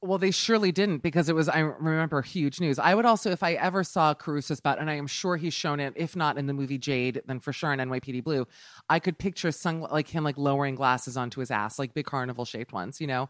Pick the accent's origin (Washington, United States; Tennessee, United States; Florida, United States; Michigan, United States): Florida, United States; Miami; moved away; I'm from Miami